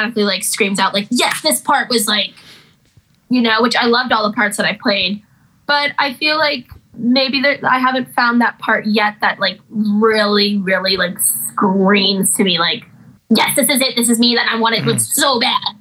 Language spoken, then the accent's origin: English; Chatham, New York, United States; also born or lived in Brooklyn, New York; I grew up in Brooklyn and in Chatham, New York